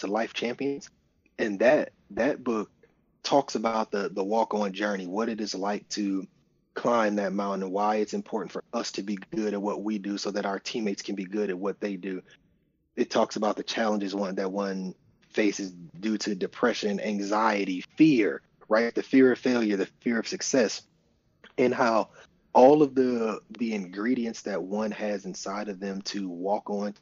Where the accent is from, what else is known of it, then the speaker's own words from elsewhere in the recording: Flint, Michigan, United States; I'm from Flint, Michigan, and we only knew the schools that we could see